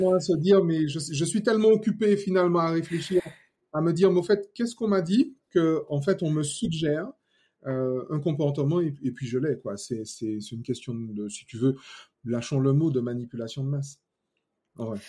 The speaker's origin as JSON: {"language": "French", "country": "Martinique", "said": "je suis martiniquais. Déjà à la base, ça c'est bien, fier de mes origines"}